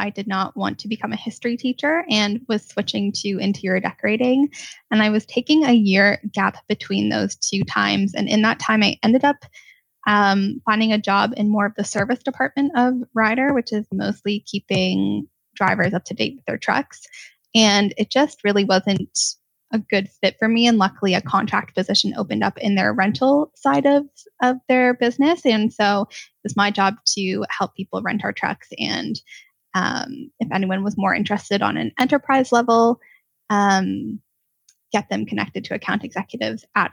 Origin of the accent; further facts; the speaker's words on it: Ontario, Canada; I am from Ontario, Canada